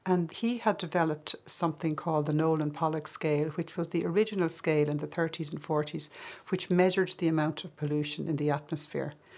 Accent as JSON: {"language": "English", "area": "Curragh Plains", "region": "County Kildare", "country": "Ireland", "tie": "born or raised there", "also_born_or_lived": "Chicago / West Cork", "moved": "yes", "lives_now": "London, United Kingdom", "said": "I grew up, first of all, on the edge of the Curragh Plains"}